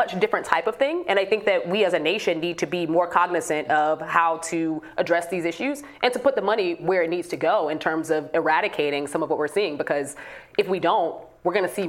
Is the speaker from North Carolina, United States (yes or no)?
no; Chicago, Illinois, United States; in my hometown of Chicago